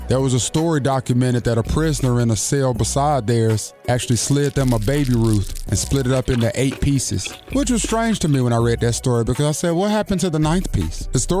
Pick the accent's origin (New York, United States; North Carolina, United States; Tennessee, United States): North Carolina, United States; Greensboro; I grew up in Greensboro, North Carolina, Cumberland Courts to be exact, which was a rock's throw away from the illustrious North Carolina A&T State University